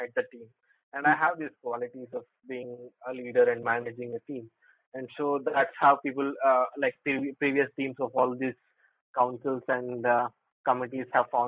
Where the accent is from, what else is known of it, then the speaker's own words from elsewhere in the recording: Hyderabad, Telangana, India; I'm from Hyderabad